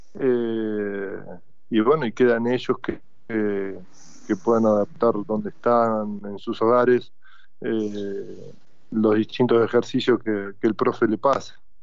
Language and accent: Spanish; Argentina; como argentino